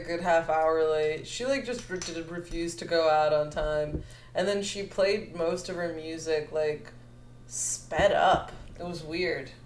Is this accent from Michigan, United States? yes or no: no; Chicago, Illinois, United States; also born or lived in Buffalo Grove, Illinois; I'm from West Rogers Park originally